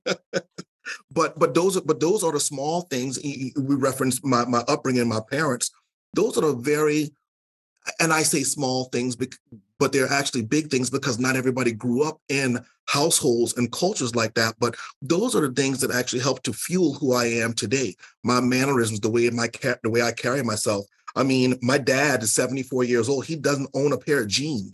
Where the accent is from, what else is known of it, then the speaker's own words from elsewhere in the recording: the South, United States; I'm from the South